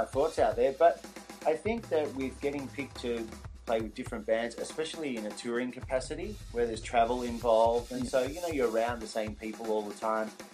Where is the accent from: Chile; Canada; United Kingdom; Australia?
Australia; Melbourne, Victoria; also born or lived in Perth, Australia; I grew up in Melbourne